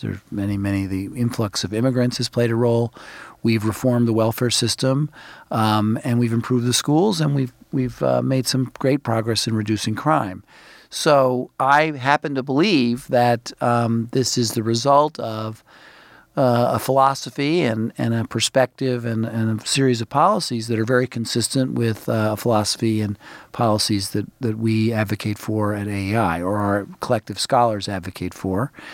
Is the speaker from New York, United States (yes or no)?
yes; New York City, New York, United States; now in Washington, United States; I grew up in Brooklyn, New York. I think of myself as a New York City person.